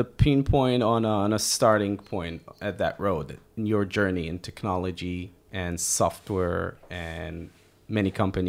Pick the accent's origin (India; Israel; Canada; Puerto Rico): Israel; We are two entrepreneurs from Israel